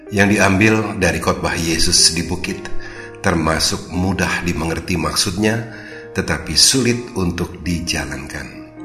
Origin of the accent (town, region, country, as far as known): Indonesia; also born or lived in Jakarta